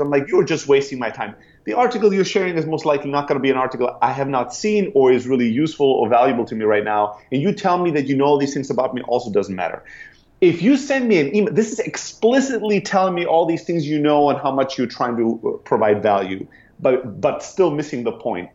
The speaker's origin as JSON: {"language": "English", "country": "Germany", "tie": "born or raised there", "also_born_or_lived": "Greece", "moved": "as an adult", "lives_now": "San Francisco, United States", "said": "I'm originally from Greece, grew up in Germany, and then 10 years ago, I sold everything I had, I bought a one way ticket, and I came to San Francisco"}